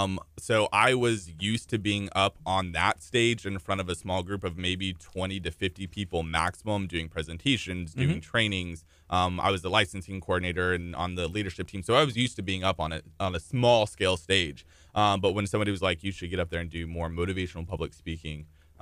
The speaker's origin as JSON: {"language": "English", "town": "Houston", "region": "Texas", "country": "United States", "tie": "born or raised there", "also_born_or_lived": "Italy / Michigan / Colorado", "said": "So I've moved actually about 13 times, but Texas is home. So I've lived in like Italy, Michigan, Colorado, but Houston is pretty much home."}